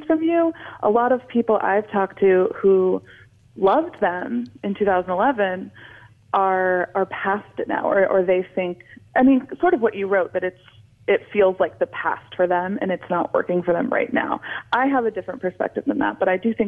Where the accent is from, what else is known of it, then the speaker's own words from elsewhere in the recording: a suburb of Portland, Oregon, United States; I'm from the Northwest. I'm from a suburb of Portland, Oregon